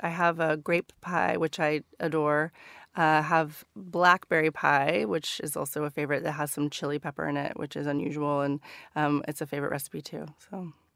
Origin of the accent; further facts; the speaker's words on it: Northern California, United States; moved away as an adult; now in London, United Kingdom; stories about growing up in Northern California.